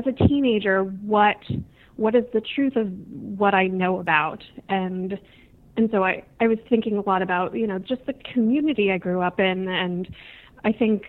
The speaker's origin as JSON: {"language": "English", "town": "Miami", "region": "Florida", "country": "United States", "tie": "born or raised there", "moved": "as an adult", "said": "I was born and raised in Miami and was there until I went to college."}